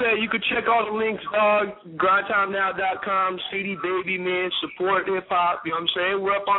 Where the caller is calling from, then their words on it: Florida, United States; What's good, man? We're from Florida, man. Frozen Water Entertainment, repping that 352.